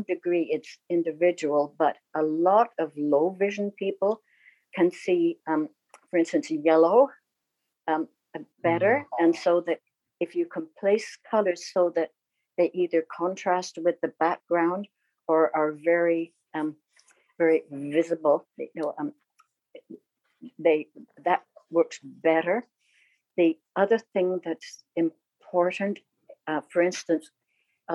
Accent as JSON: {"language": "English", "region": "England", "country": "United Kingdom", "tie": "born or raised there", "moved": "yes", "lives_now": "Canada", "said": "I was born in England"}